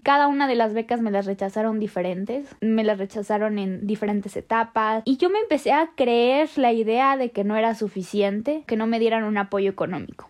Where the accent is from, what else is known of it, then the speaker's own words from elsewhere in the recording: Mexico; somos muchos mexicanos que buscan una oportunidad